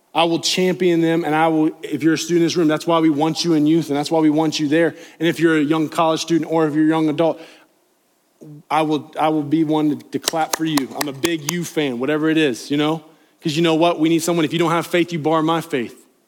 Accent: Appalachia, United States; accent: Appalachian; my Appalachian accent

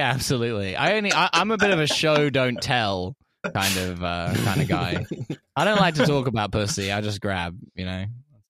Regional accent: England, United Kingdom; So when you're in Moscow meeting a Russian who's moved to Moscow, it's like a bit, as an English person, it's like a bit of a culture shock, you know?

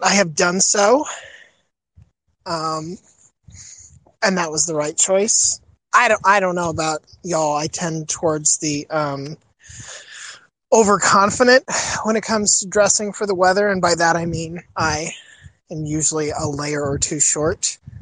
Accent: Florida, United States; growing up in Florida

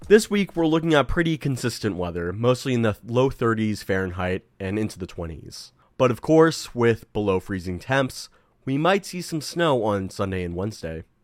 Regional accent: California, United States; now in Evanston, United States; my home state of California

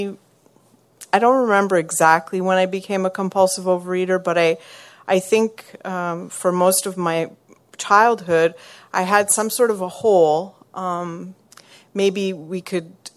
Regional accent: small town in Quebec, Canada; moved away as an adult; now in Montreal, Canada; I'm from Montreal, but I'm originally from a really small town in Quebec.

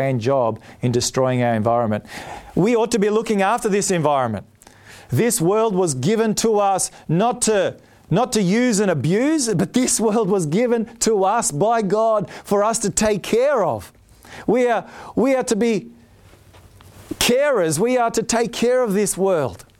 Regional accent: Australia; also born or lived in Palmerston North, New Zealand; I'm Australian and I was born here

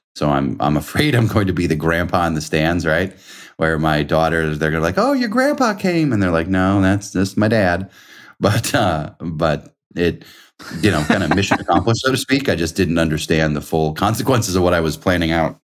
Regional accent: New York, United States; moved away as an adult; also born or lived in Indiana; I'm from New York

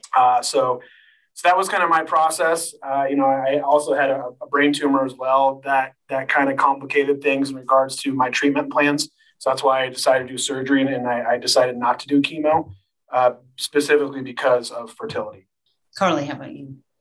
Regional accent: Sacramento, California, United States; moved away as an adult; now in Colorado, United States; Live here in the great state of Colorado, and uh, I'm originally from Sacramento, but uh, I've been fortunate enough to uh, live in Colorado now for shoot almost 15 years now

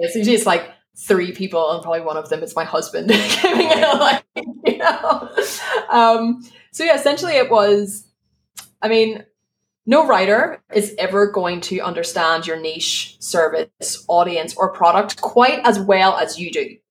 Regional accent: Belfast, Northern Ireland, United Kingdom; accent: Belfast; moved away as an adult; now in Spain; my Belfast accent

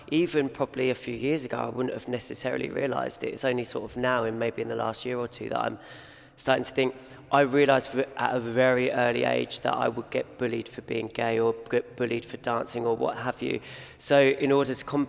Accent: Kent, South East England, United Kingdom; I grew up in Kent.

